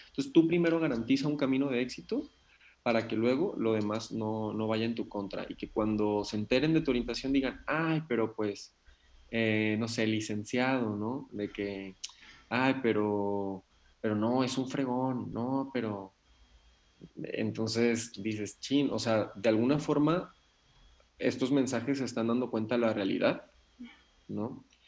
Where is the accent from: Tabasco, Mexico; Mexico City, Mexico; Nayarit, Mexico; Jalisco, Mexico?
Nayarit, Mexico; Yo soy de Nayarit.